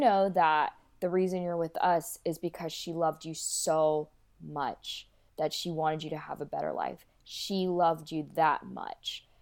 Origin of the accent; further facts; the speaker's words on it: North Carolina, United States; also born or lived in Kolkata, India; And then I was adopted into a Caucasian family in North Carolina.